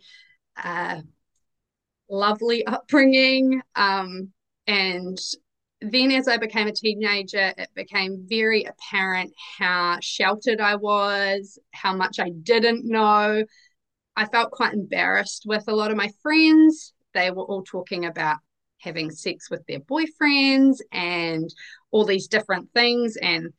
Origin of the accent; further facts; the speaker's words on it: New Zealand; accent: Kiwi; I am a Kiwi, as you can obviously probably tell from my accent.